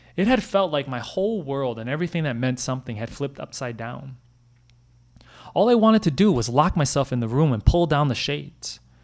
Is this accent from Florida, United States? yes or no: no; Brooklyn Center, Minnesota, United States; I grew up in Brooklyn Center, a suburb ten miles northwest of downtown Minneapolis.